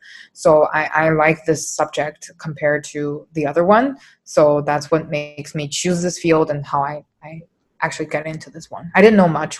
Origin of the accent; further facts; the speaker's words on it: China; English is a second language; also born or lived in Toronto; now in Canada; I did my undergrad in Toronto, but me personally, I'm from China.